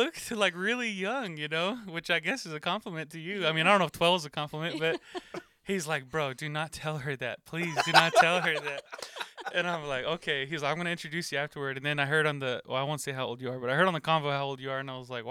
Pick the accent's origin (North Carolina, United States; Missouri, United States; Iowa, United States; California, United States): North Carolina, United States; moved away; I'm from North Carolina originally